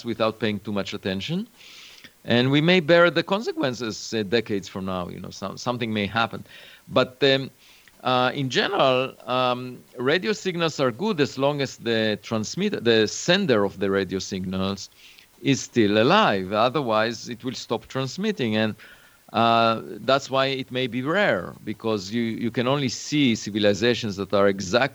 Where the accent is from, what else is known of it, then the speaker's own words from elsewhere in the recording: Israel; moved away; I was born in Israel